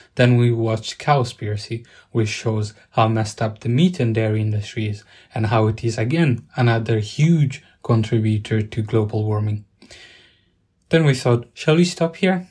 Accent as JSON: {"language": "English", "country": "Italy", "tie": "born or raised there", "moved": "yes", "lives_now": "United Kingdom", "said": "Growing up in Italy"}